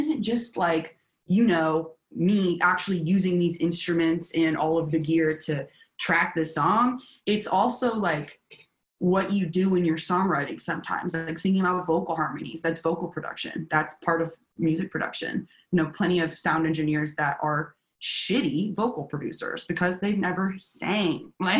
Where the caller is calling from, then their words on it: Nashville, Tennessee, United States; I'm Zooming you from Nashville, Tennessee.